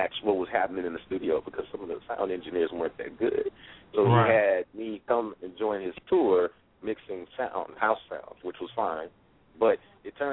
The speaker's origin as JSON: {"language": "English", "town": "Los Angeles", "region": "California", "country": "United States", "tie": "born or raised there", "moved": "yes", "said": "I wound up moving back home, really, to Northern California, where I'm naturally from, even though I grew up in Los Angeles"}